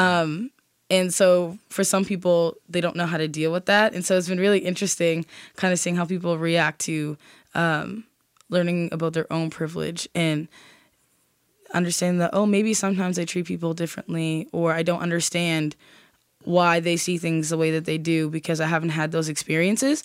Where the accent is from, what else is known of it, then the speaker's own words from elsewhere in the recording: Nova Scotia, Canada; as a Black person growing up in Nova Scotia